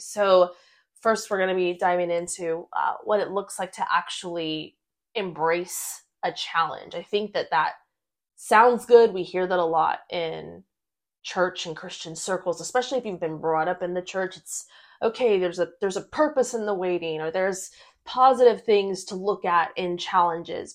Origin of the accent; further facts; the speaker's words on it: United States; we were both born and raised in the United States